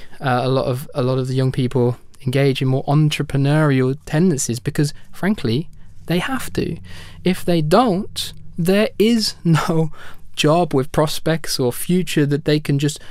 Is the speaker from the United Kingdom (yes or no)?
yes; United Kingdom; in my home country, the United Kingdom